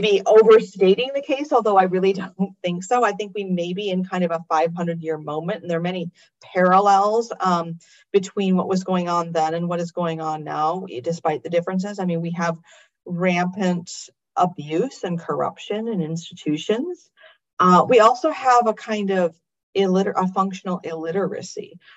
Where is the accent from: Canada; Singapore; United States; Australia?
United States; I'm an American